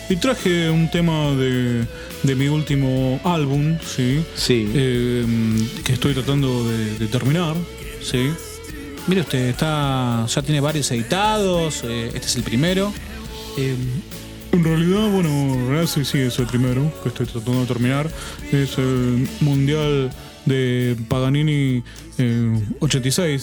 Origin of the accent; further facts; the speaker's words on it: Buenos Aires, Argentina; born there; En realidad, bueno, yo, soy argentino, nací acá en Capital.